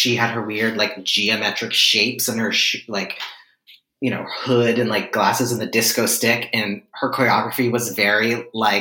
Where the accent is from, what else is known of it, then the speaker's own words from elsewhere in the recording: Pittsburgh, Pennsylvania, United States; moved away as an adult; now in New York, United States; I am originally from Pittsburgh, Pennsylvania, which is a place